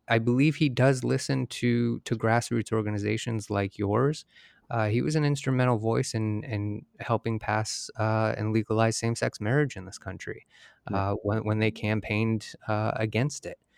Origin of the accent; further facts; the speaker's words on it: Michigan, United States; moved away; I'm from Michigan originally